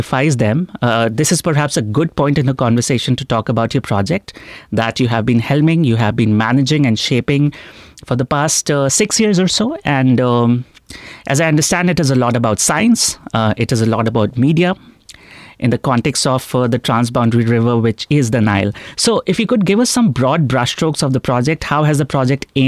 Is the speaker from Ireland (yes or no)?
no; India; I come from India and we fight with our neighbors, Pakistan